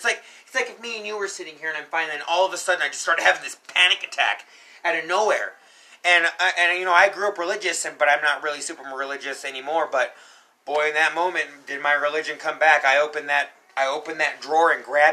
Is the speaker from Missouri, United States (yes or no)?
no; Colorado, United States; I was born and raised here in Colorado